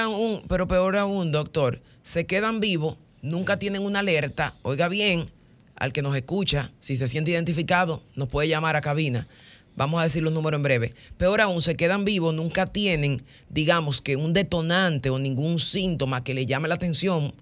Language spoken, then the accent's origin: Spanish; Dominican Republic; como buenos caribeños, que siempre tenemos este temperamento